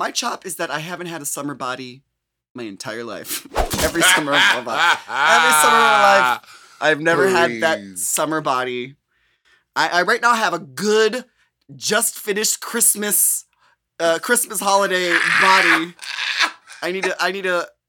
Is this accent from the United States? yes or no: yes; Midwest, United States; also born or lived in New York; now in California, United States; because I'm from the Midwest where it gets very humid in the summer. I lived in New York where it is just unbearably disgusting and humid.